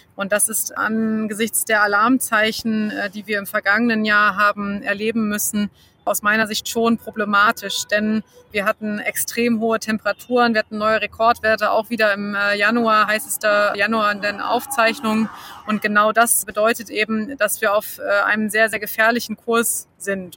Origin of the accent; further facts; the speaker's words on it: Germany; bei uns in Deutschland